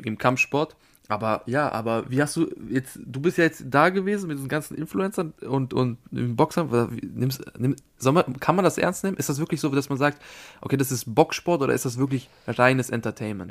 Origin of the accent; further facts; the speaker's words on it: Austria; ich bin Österreicher